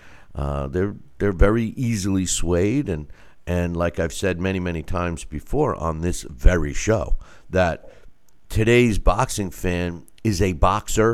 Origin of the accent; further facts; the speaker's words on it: United States; I'm an American